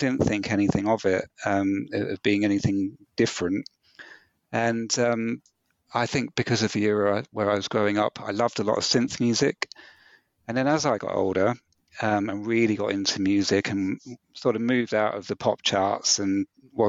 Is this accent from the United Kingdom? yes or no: yes; New Forest, South East England, United Kingdom; also born or lived in Bournemouth / Southampton; Bournemouth, which is essentially my hometown. I grew up in the New Forest, but that was the biggest town nearby.